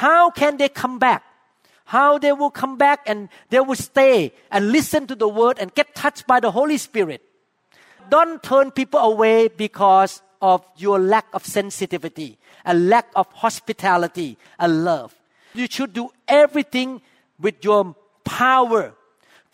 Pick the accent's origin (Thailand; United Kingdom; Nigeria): Thailand; accent: Thai; English is a second language; now in Seattle, United States; my accent too